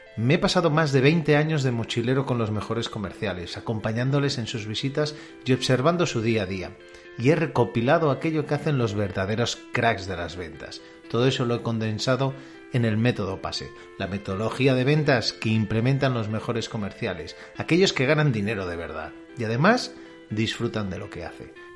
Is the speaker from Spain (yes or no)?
yes; Catalonia, Spain; yo soy catalán